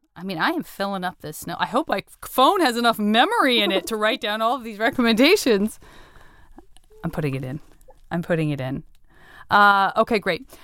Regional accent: Tucson, Arizona, United States; I'm from Tucson. I'm, it's a one hundred percent a city in which being a teenager means that, like, you just will be driving around

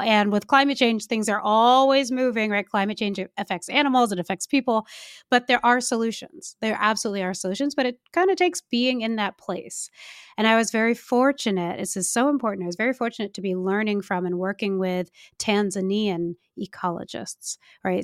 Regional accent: California, United States; I'm from California

